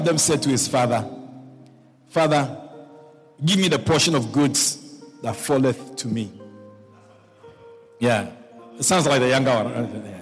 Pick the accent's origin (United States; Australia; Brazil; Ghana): Ghana; moved away; I was born in Ghana